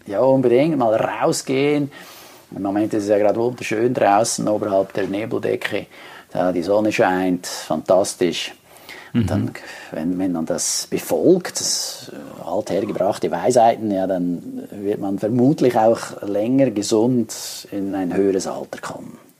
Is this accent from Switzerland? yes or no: yes; Switzerland; Bei uns in der Schweiz